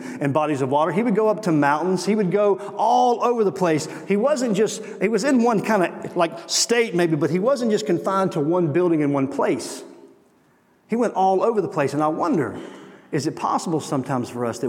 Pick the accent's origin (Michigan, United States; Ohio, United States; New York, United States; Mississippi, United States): Mississippi, United States; I'm from Mississippi.